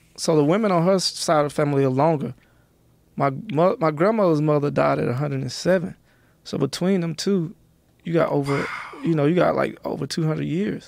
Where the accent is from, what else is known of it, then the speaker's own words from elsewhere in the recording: Athens, Georgia, United States; also born or lived in the South; now in California, United States; I was born in Athens, my first six years in Athens is, is a small town where U G A is.